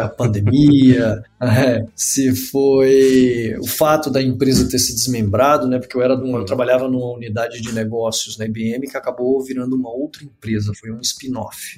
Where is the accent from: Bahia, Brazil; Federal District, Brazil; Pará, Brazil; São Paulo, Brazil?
Federal District, Brazil; Brasília; sou natural de Brasília